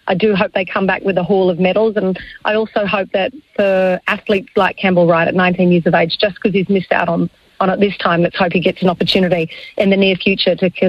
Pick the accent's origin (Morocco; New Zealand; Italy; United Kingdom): New Zealand; Tauranga, Bay of Plenty; born or raised there